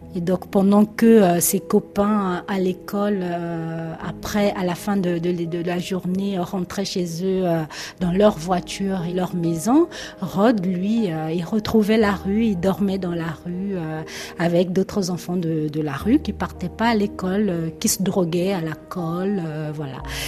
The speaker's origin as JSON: {"language": "French", "region": "Brazzaville", "country": "Republic of the Congo", "tie": "born or raised there", "also_born_or_lived": "Pointe-Noire", "moved": "as an adult", "lives_now": "France", "said": "j'ai grandi à Brazzaville, la capitale de la République du Congo"}